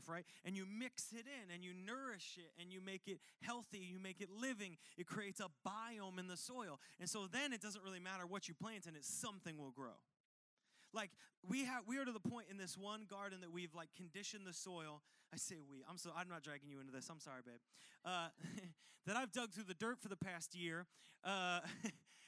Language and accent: English; United States; I'm from Washington.